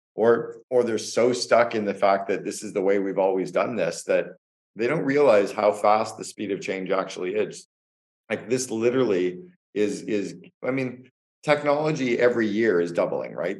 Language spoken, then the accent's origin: English; Canada; moved away as an adult; also born or lived in United States; now in Barbados; I'm Canadian. I was living and working in the United States for eight years